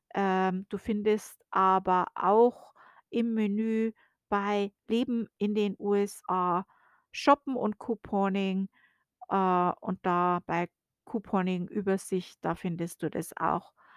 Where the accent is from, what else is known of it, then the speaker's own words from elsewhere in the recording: Germany; now in United States; bei uns in Deutschland